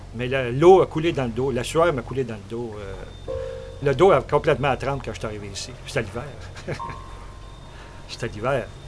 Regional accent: Cookshire, Quebec, Canada; Quand on était jeunes, nous autres, euh, au bord de la traque, chez nous, à Cookfield

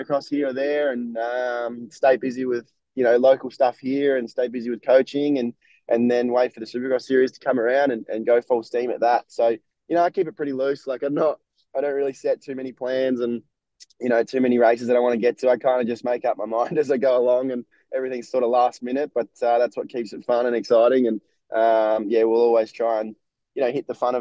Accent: Australia; being an Aussie

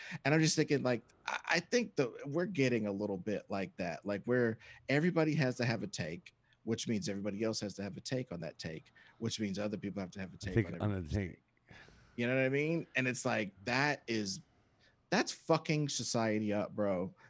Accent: Kansas City, United States; And a lot of that would take place in my hometown of Kansas City.

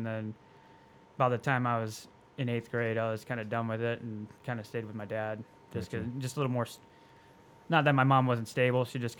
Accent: Apache Junction, Arizona, United States; also born or lived in Globe, Arizona; I was born and raised here in Arizona, in Apache Junction.

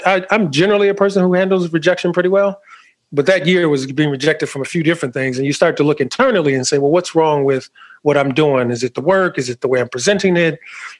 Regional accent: New York, United States; I'm a New Yorker, so I've been to New York City quite more times than I can count

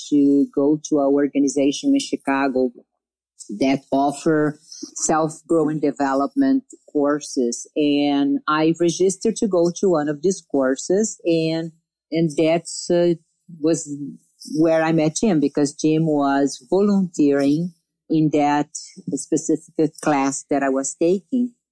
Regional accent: Brazil; I came from Brazil.

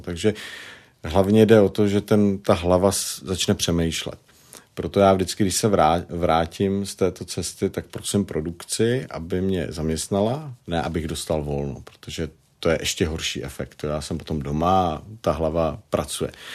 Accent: Prague, Czechia; accent: Prague dialect; tam mám pražský dialekt

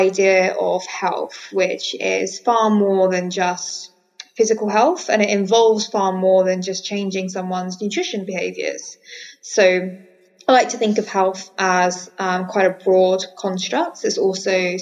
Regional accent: Colchester, East of England, United Kingdom; now in Bali, Indonesia; I'm from Essex, so Colchester.

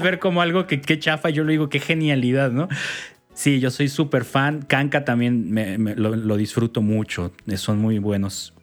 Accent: Mexico; soy malísimo mexicano

